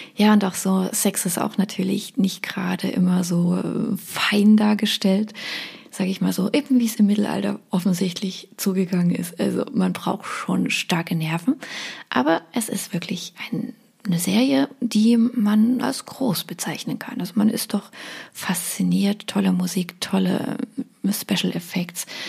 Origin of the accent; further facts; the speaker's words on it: Dresden, Saxony, Germany; ich bin Dresdnerin